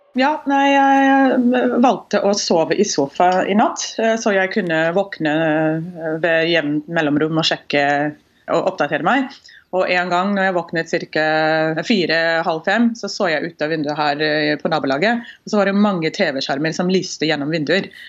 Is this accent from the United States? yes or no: yes; Houston, Texas, United States; born or raised there; Norwegian is a second language; moved away as an adult; now in Norway